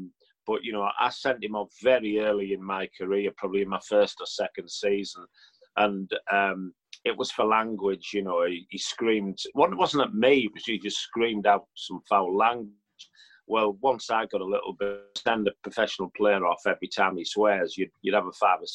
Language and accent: English; Middlesbrough, North East England, United Kingdom; I'm from Middlesbrough and I'm known as being a Middlesbrough fan.